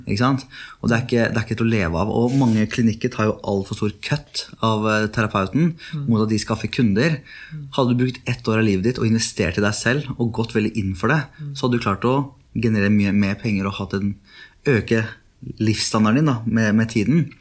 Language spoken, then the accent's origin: Norwegian; Oslo, Norway; also born or lived in Netherlands; Jeg er jo halvt norsk, halvt meksikaner. Ja. Oppvokst på Furuset, Oslo øst